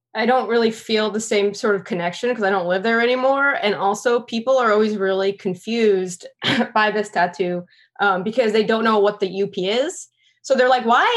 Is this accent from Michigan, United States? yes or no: yes; Michigan, United States; now in Washington, D.C., United States; I'm from Michigan, but, uh, I haven't lived there since two thousand eight